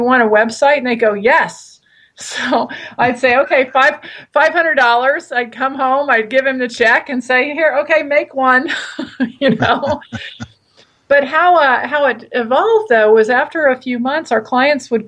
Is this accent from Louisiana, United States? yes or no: yes; South Louisiana, United States; also born or lived in Santa Barbara, California; now in Ashland, United States; I was born and raised in South Louisiana. I consider Santa Barbara my home.